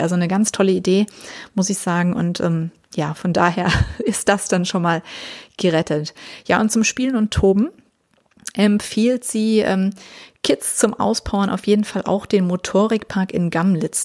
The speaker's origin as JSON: {"language": "German", "country": "Germany", "said": "Bei uns in Deutschland sagt man das so."}